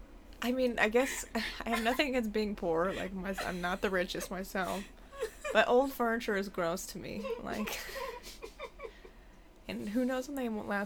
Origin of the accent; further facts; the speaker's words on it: Issaquah, Washington, United States; moved away as an adult; also born or lived in Seattle / Tacoma; I grew up in like Issaquah area. And then I went to school down in Tacoma. And then lived in Seattle for a bit. Then moved here.